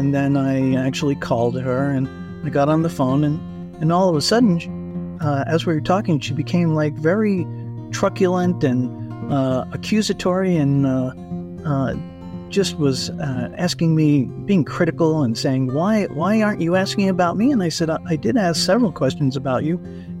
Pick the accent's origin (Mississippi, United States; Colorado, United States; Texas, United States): Colorado, United States; I'm from Colorado.